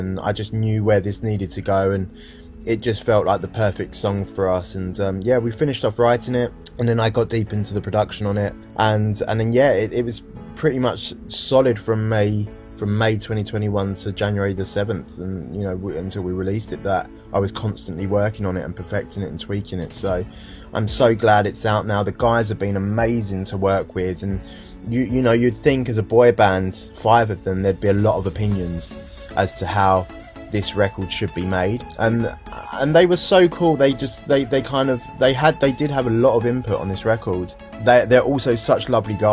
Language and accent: English; United Kingdom; a British guy